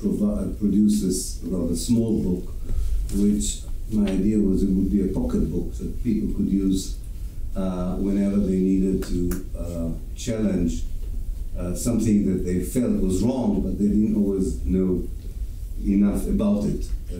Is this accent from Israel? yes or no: yes; Israel; Because I was educated in Israel, because I was born in Israel and I went through the Israeli educational system